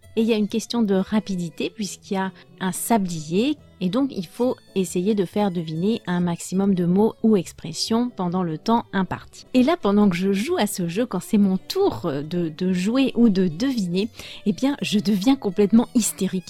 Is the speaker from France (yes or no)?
yes; France; je suis française